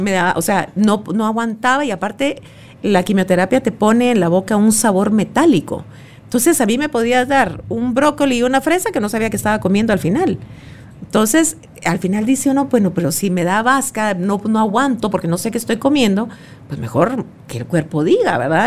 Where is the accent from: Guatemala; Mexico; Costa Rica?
Guatemala; como buena chapina